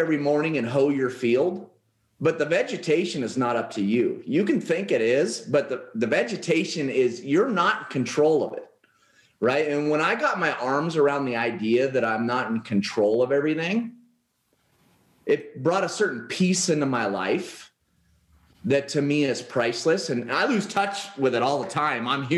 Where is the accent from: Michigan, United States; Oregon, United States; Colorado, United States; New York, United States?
Oregon, United States; moved away as an adult; now in Paradise Valley, United States; I grew up in Oregon, and I moved down here to Paradise Valley, Arizona in September of last year